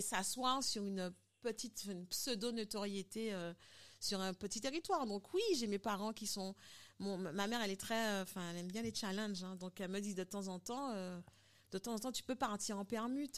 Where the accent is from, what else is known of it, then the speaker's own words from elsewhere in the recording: Guadeloupe; also born or lived in Paris, France / Dominican Republic; je suis guadeloupéenne